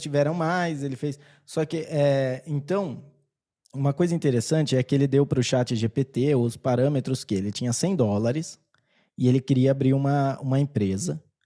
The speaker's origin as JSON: {"language": "Portuguese", "country": "Brazil", "accent": "caipira", "said": "o meu sotaque, eu acho que ele é muito caipira"}